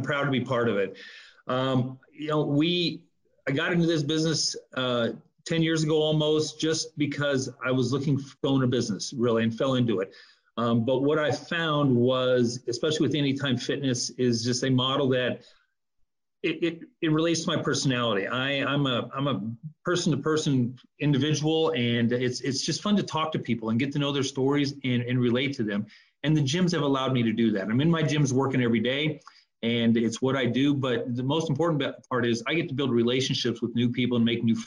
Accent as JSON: {"language": "English", "region": "Nebraska", "country": "United States", "also_born_or_lived": "upper Midwest", "moved": "as an adult", "said": "graduating from college back in Nebraska, I'm from Nebraska"}